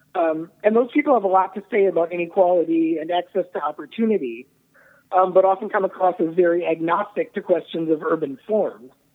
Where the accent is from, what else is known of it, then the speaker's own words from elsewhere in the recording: Twin Cities, Minnesota, United States; moved away; I'm from the Twin Cities originally